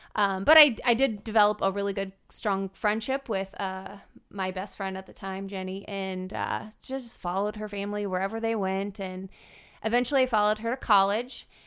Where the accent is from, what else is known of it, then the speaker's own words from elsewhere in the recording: Fremont, Nebraska, United States; I grew up outside of Fremont, Nebraska